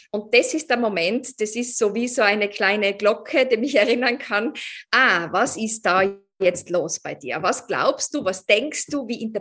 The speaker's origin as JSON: {"language": "German", "region": "Tyrol", "country": "Austria", "lives_now": "Vienna, Austria", "said": "ich bin ursprünglich aus Tirol, aber ich wohne in Wien schon seit, ich weiß nicht, acht Jahren oder so"}